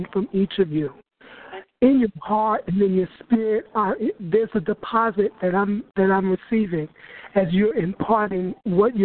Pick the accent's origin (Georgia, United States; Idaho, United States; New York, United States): New York, United States; moved away as an adult; also born or lived in Brooklyn; now in Florida, United States; I'm actually from New York